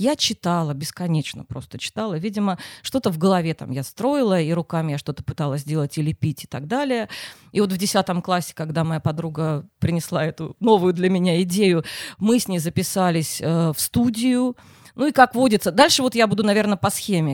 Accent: Simferopol, Crimea, Ukraine; now in Saint Petersburg, Russia; Я не из Питера. Откуда? Из Симферополя.

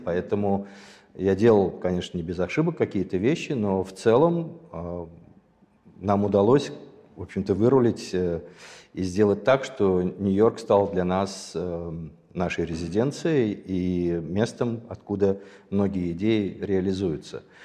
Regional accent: Sumgait, Azerbaijan; moved away; я родился в Азербайджане. Более того, я родился в городе

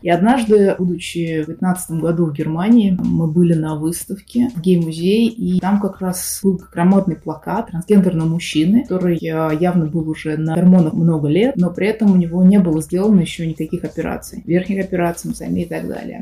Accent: Russia; moved away as an adult; Сейчас я уехал из России

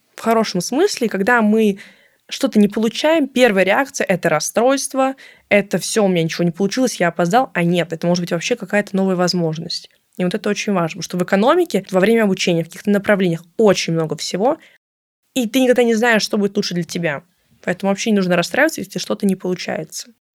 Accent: Moscow, Russia; из Москвы

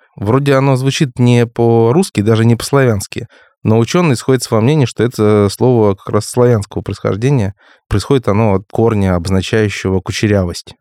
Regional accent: Crimea, Ukraine; в моём крымском детстве

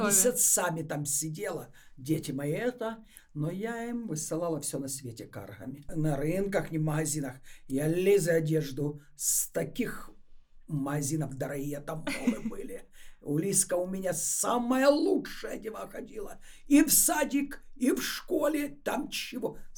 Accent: Moscow, Russia; Питера, а я из Москвы.

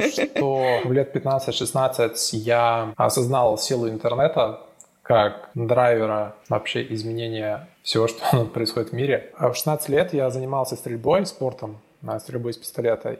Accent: Minsk, Belarus; moved away as an adult; also born or lived in Estonia; now in London, United Kingdom; я родился в Минске, жил до, получается, 18 лет в Минске, особо никуда не выезжая

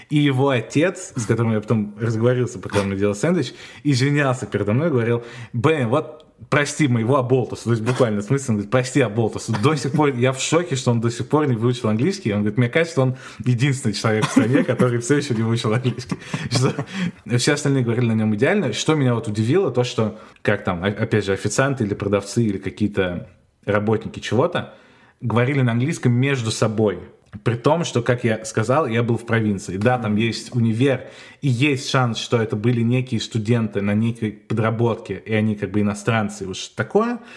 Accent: Maastricht, Limburg, Netherlands; я из Мастрихта это вообще город, который находится в самом южном регионе Голландии, и справа от него Германия, там в 20 минутах, а слева в 20 минутах Бельгия.

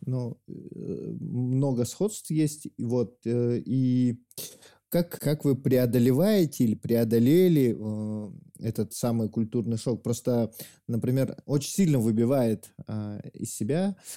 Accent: Yakut, Sakha Republic, Russia; я якут, и за мной еще миллион якутов

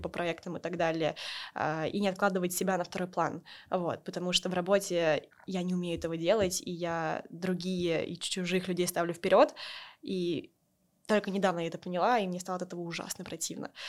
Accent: Voronezh, Voronezh Oblast, Russia; moved away; я из Воронежа

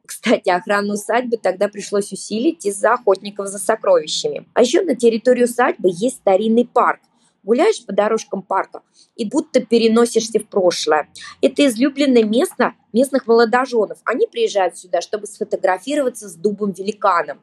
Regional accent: Tambov, Tambov Oblast, Russia; born or raised there

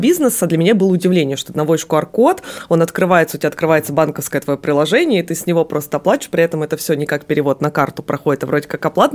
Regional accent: Magadan, Magadan Oblast, Russia; moved away; я родилась в Магадане

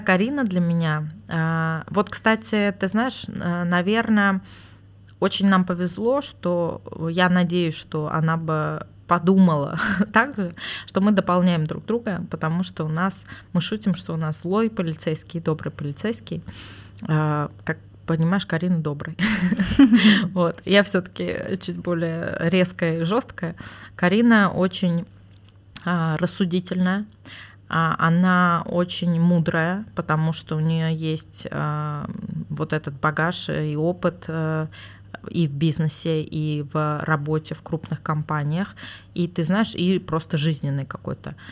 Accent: Moscow, Russia; also born or lived in Oktemberyan (Armavir), Armenia; now in Armenia; я там прожила до 7 э, лет, по-моему, да, и мои родители в 99 году переехали в Москву, и, собственно, с тех пор я была в Москве

